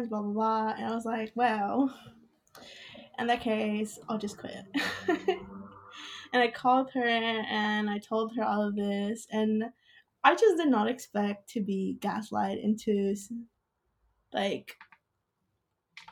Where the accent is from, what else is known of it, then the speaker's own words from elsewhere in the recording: Austin, Texas, United States; moved away as an adult; now in Corpus Christi, United States; I'm from Austin, but I'm studying in Corpus right now.